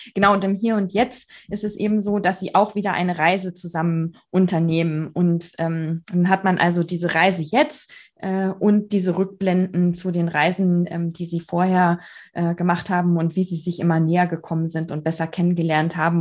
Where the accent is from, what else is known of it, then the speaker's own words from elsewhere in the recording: Bavaria, Germany; bei uns in Bayern